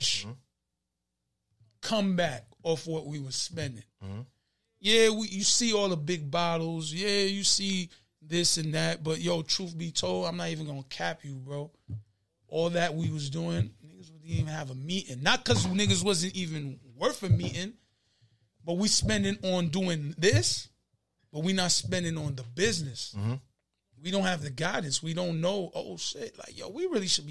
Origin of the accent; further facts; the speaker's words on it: New York City, New York, United States; also born or lived in Elmhurst; Always been from Queens